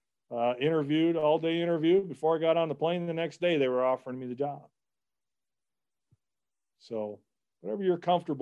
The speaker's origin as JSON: {"language": "English", "town": "Cleveland", "region": "Ohio", "country": "United States", "said": "I'm from Cleveland. I'm a Buckeye."}